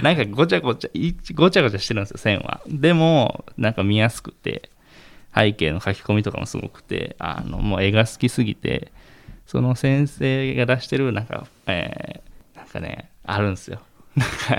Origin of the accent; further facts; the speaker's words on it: Moriyama, Shiga, Japan; 地元は滋賀県の守山市です